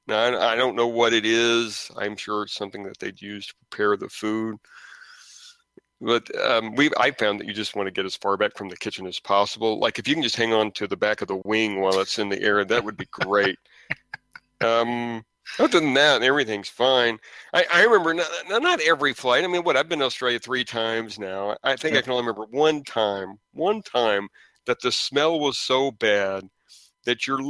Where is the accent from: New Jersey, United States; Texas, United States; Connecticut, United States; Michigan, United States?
Texas, United States; I'm an idiot from Texas.